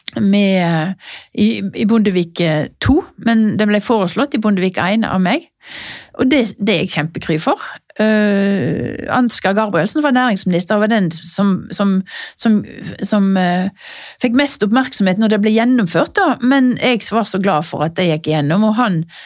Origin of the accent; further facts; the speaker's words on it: Norheimsund, Vestland, Norway; now in Oslo, Norway; har jeg kjøpt meg en liten leilighet i Nordheimsund, der jeg er fra.